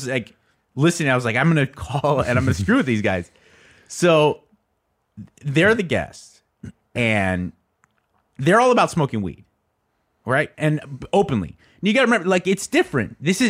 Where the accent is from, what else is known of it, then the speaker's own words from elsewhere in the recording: California, United States; I grew up in Southern California, and not only Loveline, but K-Rock, the station, its flagship station, was kind of a big deal.